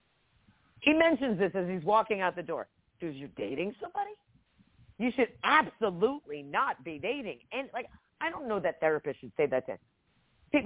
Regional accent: New Jersey, United States; moved away as an adult; also born or lived in Georgia; I grew up in Jersey

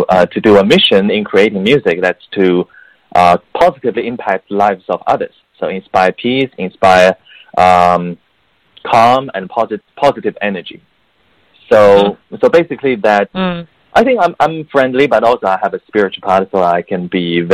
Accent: Beijing, China; English is a second language; moved away as an adult; also born or lived in United Kingdom; now in United States; I grew up in Beijing, China. So at the same time, mm-hmm. You know, English is not my native language

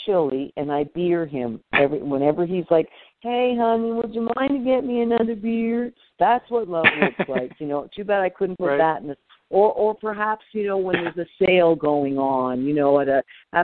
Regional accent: Canada; I'm Canadian.

